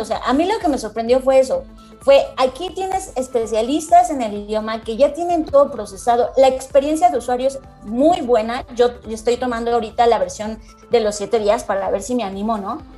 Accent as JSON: {"language": "Spanish", "country": "Mexico", "said": "muchos de nosotros, sobre todo latinoamericanos, mexicanos"}